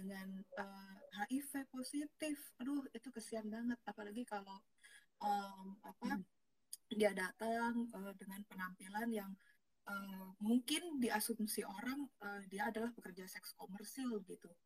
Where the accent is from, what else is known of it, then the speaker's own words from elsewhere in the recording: Jakarta, Indonesia; also born or lived in Tangerang / Surabaya; kalau aku, lahirnya udah di Jakarta